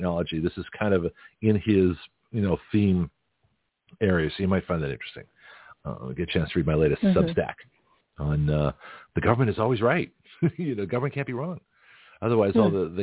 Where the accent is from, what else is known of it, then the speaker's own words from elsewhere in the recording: United States; I'm American. I'm new here